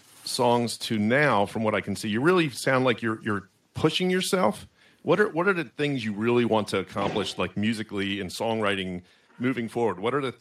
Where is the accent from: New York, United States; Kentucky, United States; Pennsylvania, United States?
Pennsylvania, United States; Philadelphia; I'm from Philly